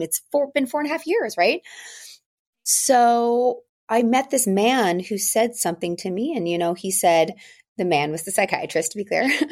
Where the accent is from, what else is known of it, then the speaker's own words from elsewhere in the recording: outside of Philadelphia, Pennsylvania, United States; also born or lived in New York; now in Los Angeles, United States; I grew up outside of Philadelphia. I'm currently living in Los Angeles by way of New York